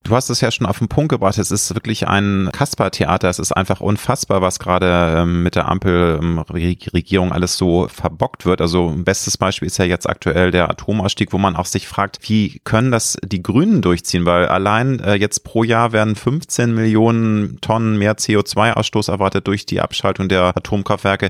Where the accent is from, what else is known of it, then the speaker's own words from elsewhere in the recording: Germany; Ich lebe gerne in Deutschland, ich liebe mein Heimatland